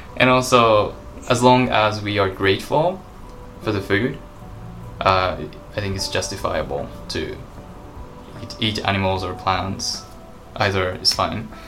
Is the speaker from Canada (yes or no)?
no; Japan; I live in Japan. I was born and raised in Japan